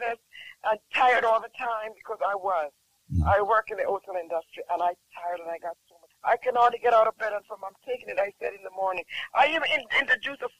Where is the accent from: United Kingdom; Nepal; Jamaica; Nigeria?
Jamaica; I'm from Jamaica